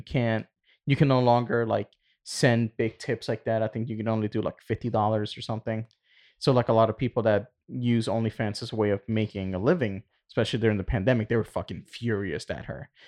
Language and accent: English; Puerto Rico; moved away; Growing up in Puerto Rico